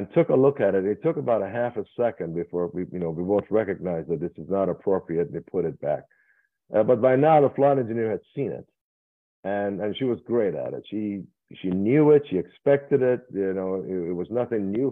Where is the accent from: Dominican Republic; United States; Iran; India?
Iran; moved away; I was born in Iran